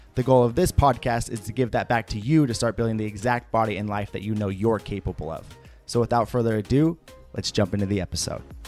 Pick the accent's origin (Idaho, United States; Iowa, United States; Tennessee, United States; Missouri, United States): Idaho, United States; Preston; now in St. George, United States; my hometown is right on the border of Idaho and Utah. Uh, like I'm on the Idaho side, obviously, but it's literally like five minutes into Idaho